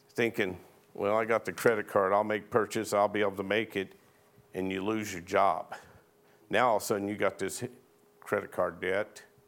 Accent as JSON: {"language": "English", "region": "Arizona", "country": "United States", "tie": "born or raised there", "said": "I was born and raised in Arizona, and I can remember as a little boy down here in McNeil being out playing"}